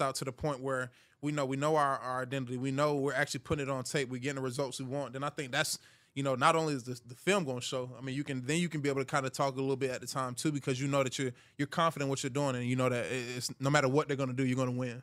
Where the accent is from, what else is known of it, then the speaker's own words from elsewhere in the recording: Hiram, Georgia, United States; I'm from Hiram, Georgia